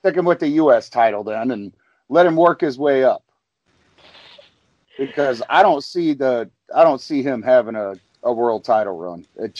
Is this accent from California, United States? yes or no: no; St. Louis, Missouri, United States; Orton is from my hometown, I love being from St. Louis.